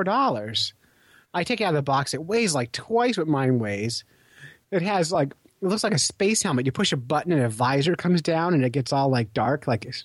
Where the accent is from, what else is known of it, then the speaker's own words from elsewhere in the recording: California, United States; moved away as an adult; I was born in California, and I never saw deep snow until I was in my 20s.